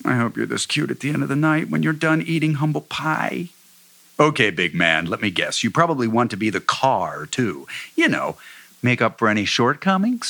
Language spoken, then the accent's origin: English; Cincinnati, Ohio, United States; moved away; also born or lived in Michigan; I'm from Cincinnati, so I was able to move back